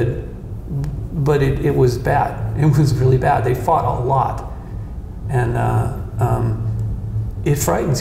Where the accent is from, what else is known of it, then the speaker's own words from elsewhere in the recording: Malibu, California, United States; When I was a kid growing up in Malibu on the beach